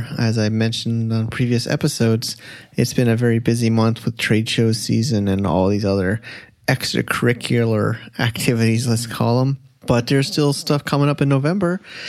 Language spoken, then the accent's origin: English; United States; I always make fun of myself as ignorant American